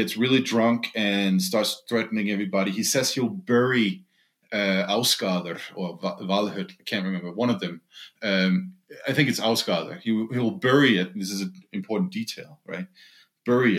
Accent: Denmark; moved away; also born or lived in Greenland; my home country, Denmark.

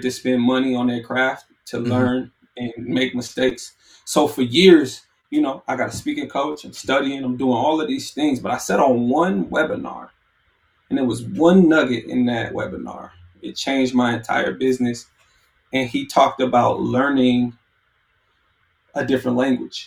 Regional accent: California, United States; I'm from California.

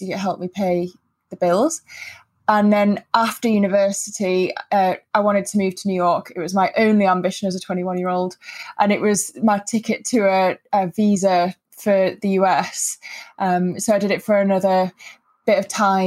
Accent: Wilmslow, North West England, United Kingdom; also born or lived in Manila, Philippines; I was born in Manila in the Philippines. My mum's Filipino and my dad's British, and we moved to the UK when I was one. And I grew up in Wilmslow, down the road from Ben

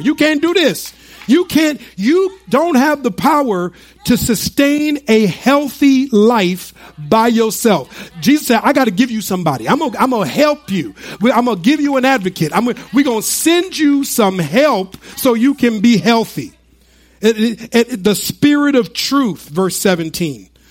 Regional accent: United States; when we were growing up in the United States

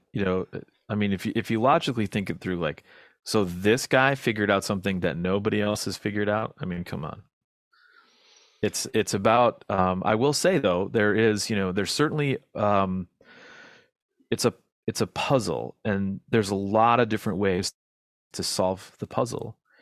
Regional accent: United States; as an American

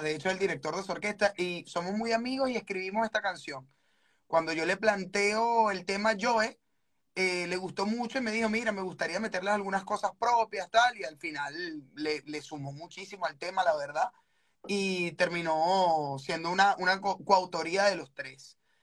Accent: Venezuela; yo soy venezolano

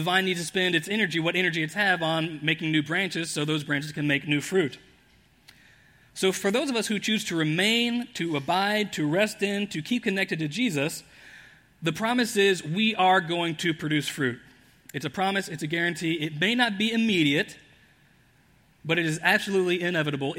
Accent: Indianapolis, Indiana, United States; I grew up in Indianapolis

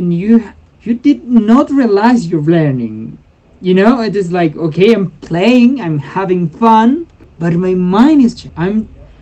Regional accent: Puerto Rico, Meta, Colombia; English is a second language; moved away; also born or lived in Puerto Lleras; I go back to my hometown, my birth town

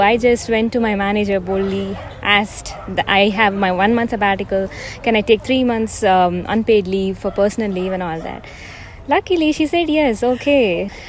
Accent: Phoenix, Arizona, United States; So I'm from Phoenix, Arizona.

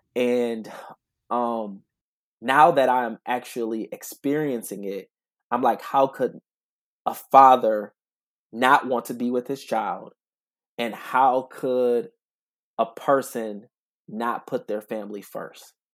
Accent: Grand Rapids, Michigan, United States; I'm originally from Grand Rapids, Michigan

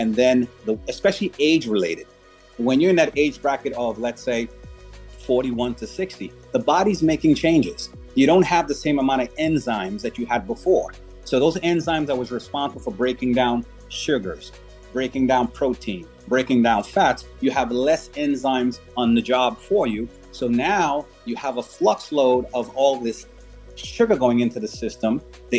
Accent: U.S. Virgin Islands; Me, I'm from the Virgin Islands.

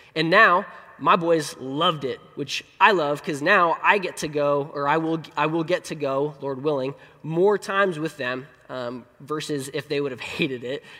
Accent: Colorado, United States; moved away; I, I was born in Colorado, and so that's my favorite place. Um, our family joke is that Colorado's the promised land, and we have been wandering in the wilderness ever since 2000.

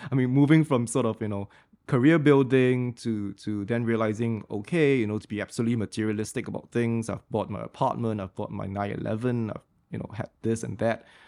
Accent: Singapore; being Singaporean and I was the only Singaporean in the Fletcher's class

